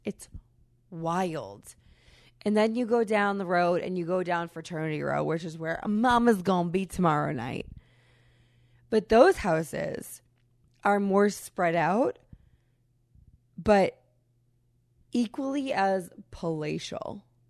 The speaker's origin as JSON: {"language": "English", "region": "Massachusetts", "country": "United States", "said": "I'm from New England, from Massachusetts, we're massive sports people, but there are very few New Englanders who will not so much as acknowledge other colors"}